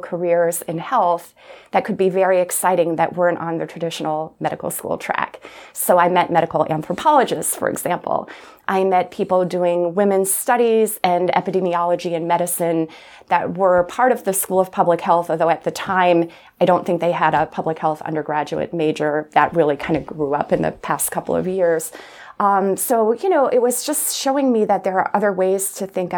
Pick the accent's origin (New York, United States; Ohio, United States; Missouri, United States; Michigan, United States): New York, United States; Plattsburgh; moved away as an adult; also born or lived in Providence, Rhode Island; I loved growing up in Plattsburgh